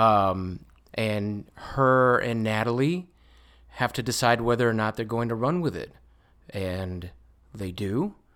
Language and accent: English; Puerto Rico; English is a second language; moved away; I was born in Puerto Rico.